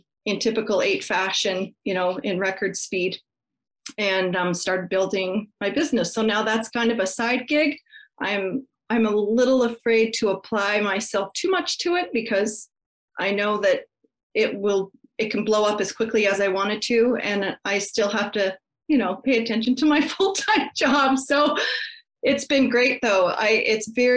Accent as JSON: {"language": "English", "region": "Colorado", "country": "United States", "tie": "born or raised there", "also_born_or_lived": "Canada", "moved": "as an adult", "said": "I grew up in Colorado, and when I turned 18, I moved to Canada"}